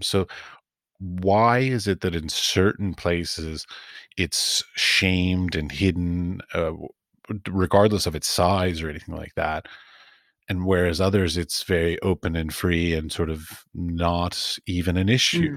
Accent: Washington, District of Columbia, United States; moved away; also born or lived in Middle East / Europe; I grew up in Washington, D C, and my father's a priest

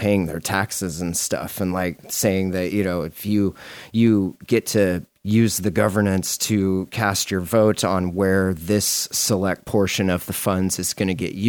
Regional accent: Montana, United States; I'm from Montana

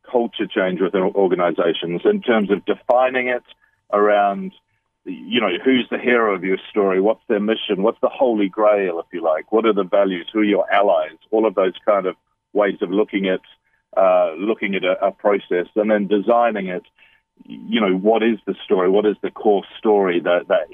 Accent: New Zealand; also born or lived in London, United Kingdom / Bali, Indonesia; now in United Kingdom; I'm a Kiwi. I'm a New Zealander, though I've lived in London in the United Kingdom. I'm currently living in Bali

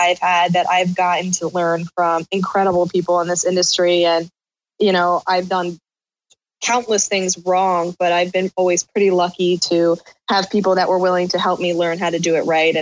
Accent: Southeastern Connecticut, United States; I'm from Southeastern Connecticut

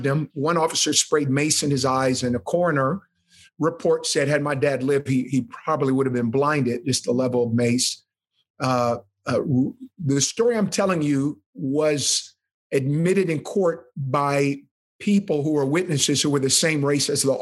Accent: Oakland, California, United States; I grew up inner city Oakland. I think Oakland, California

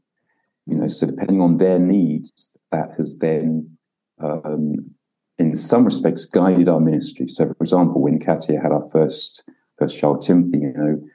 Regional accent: United Kingdom; moved away as an adult; now in Ukraine; as a British person here in Ukraine

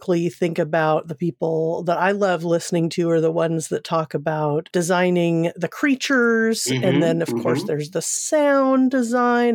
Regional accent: Seal Beach, California, United States; moved away; I'm from Southern California originally, from Seal Beach

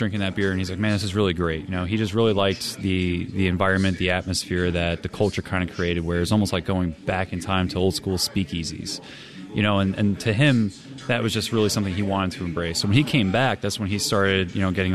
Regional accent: New Jersey, United States; now in Cincinnati, United States; I'm from New Jersey, and before I moved to the great state of Ohio

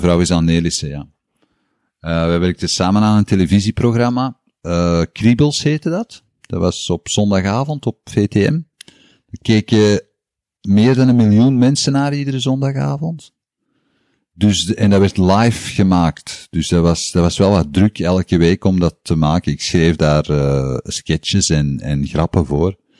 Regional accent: Antwerp, Flanders, Belgium; also born or lived in Tongeren; In Antwerpen ben ik opgegroeid. Ik ben geboren in Tongeren. maar ik heb daar nooit gewoond

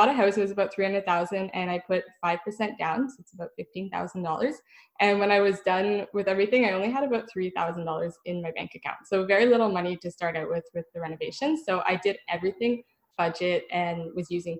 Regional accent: Ottawa, Ontario, Canada; I'm from Ottawa

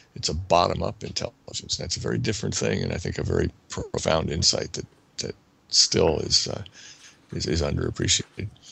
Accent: New Jersey, United States; As a as a child growing up in New Jersey, I was interested in animals and uh, machines

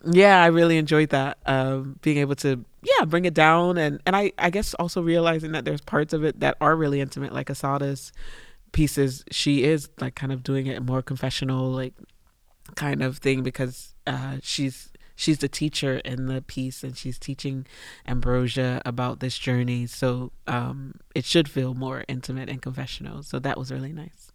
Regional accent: United States; moved away as an adult; also born or lived in China; I'm away from America at that point about four or five years

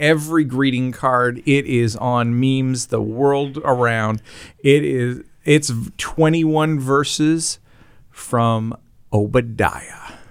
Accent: Canada; accent: Canadian; the way I say against as a Canadian

